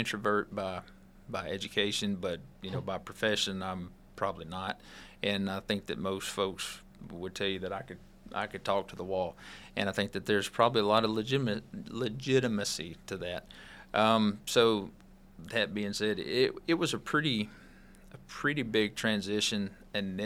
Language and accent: English; Northeast Mississippi, United States; growing up in Northeast Mississippi